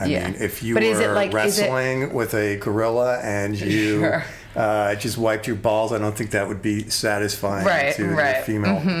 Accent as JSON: {"language": "English", "area": "Long Island", "region": "New York", "country": "United States", "tie": "born or raised there", "also_born_or_lived": "Virginia / San Francisco / Sausalito", "moved": "as an adult", "lives_now": "Los Angeles, United States", "said": "Grew up on Long Island, college in Virginia, 20 years in Purgatory, aka San Francisco, mm-hmm. and Sausalito. And then I was back in New York for 4 years, and I just moved out to LA at the beginning of the year"}